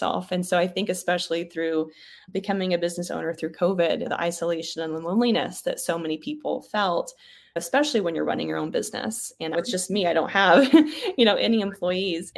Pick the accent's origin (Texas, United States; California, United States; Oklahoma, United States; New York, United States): Oklahoma, United States; I grew up mostly in Oklahoma